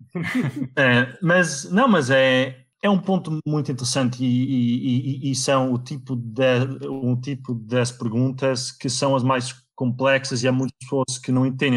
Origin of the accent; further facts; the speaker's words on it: Viseu area, Portugal; moved away; also born or lived in Netherlands; eu nasci na Holanda, fui para Portugal com 3 anos, ehm, eh, eu vivi na, na zona de Viseu